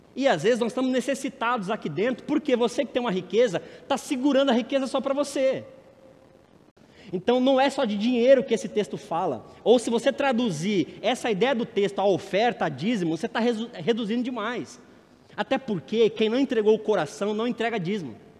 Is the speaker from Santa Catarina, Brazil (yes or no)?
no; São Paulo, Brazil; A igreja de onde eu tive minha adolescência em São Paulo